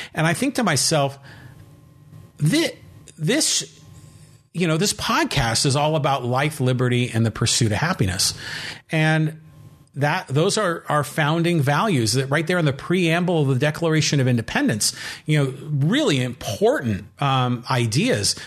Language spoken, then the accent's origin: English; San Francisco, California, United States; I personally have lived in California my entire life. I was born in San Francisco